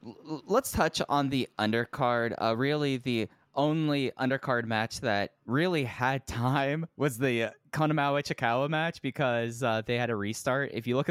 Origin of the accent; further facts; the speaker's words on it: Texas, United States; I'm a Texan.